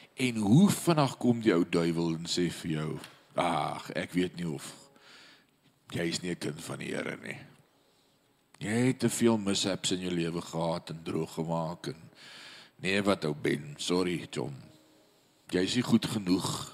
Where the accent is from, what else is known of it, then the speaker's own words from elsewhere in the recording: South Africa; now in Paris, France; Ek wat in af Suid-Afrika groot geword het as Suid-Afrikaner